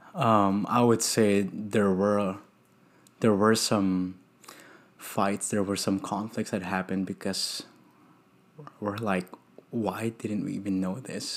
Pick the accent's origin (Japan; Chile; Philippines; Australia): Philippines; also born or lived in Houston; now in Dallas, United States; I'm from the Philippines